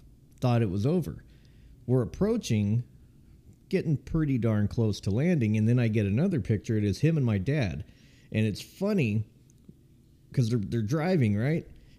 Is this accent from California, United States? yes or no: yes; California, United States; I came from California.